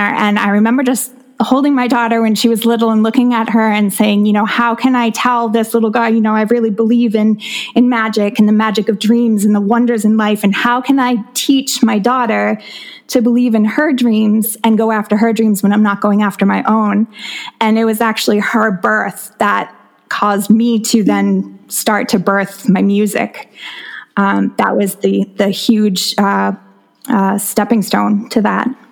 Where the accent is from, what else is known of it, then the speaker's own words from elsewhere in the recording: South Shore of Massachusetts, United States; I grew up on South Shore of Massachusetts